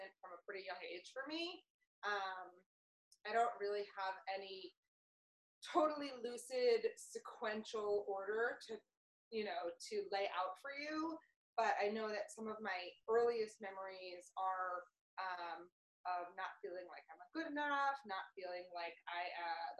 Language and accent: English; New York City, New York, United States; I grew up in New York City